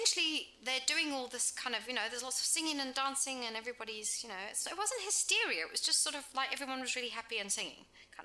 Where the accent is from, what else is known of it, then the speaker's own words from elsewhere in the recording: South Africa; also born or lived in England; now in New Zealand; I grew up in South Africa